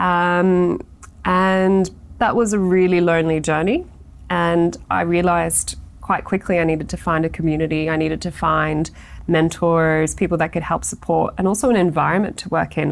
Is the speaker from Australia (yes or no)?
yes; Australia; being very Australian